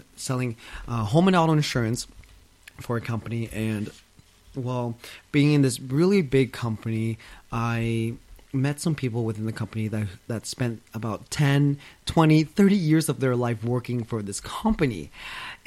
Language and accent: English; London, Ontario, Canada; I was born and raised in London, Ontario, 2 hours out of Toronto, Canada.